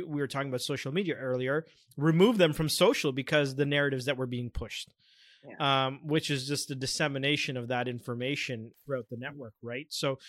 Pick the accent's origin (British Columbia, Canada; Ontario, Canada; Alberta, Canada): Ontario, Canada; Scarborough; I noticed that growing up in Scarborough, which for our listeners who don't know is really a multicultural, diverse area, one of probably the most multiculturally diverse areas in Canada